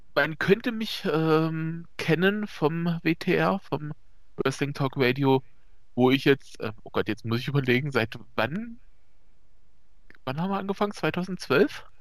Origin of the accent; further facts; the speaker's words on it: East Germany, Germany; wie man vielleicht hört, äh, ich komme aus dem Osten